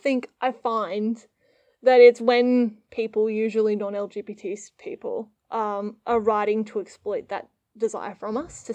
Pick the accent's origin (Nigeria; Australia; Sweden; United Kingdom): Australia; we are Australian